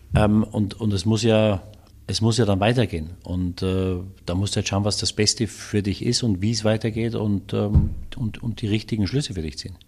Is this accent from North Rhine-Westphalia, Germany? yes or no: no; Munich, Bavaria, Germany; also born or lived in Waldsassen; ich bin ja in München aufgewachsen